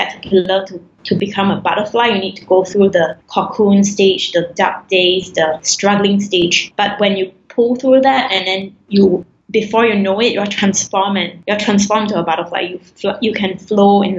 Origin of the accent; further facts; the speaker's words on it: Singapore; I'm Singaporean Chinese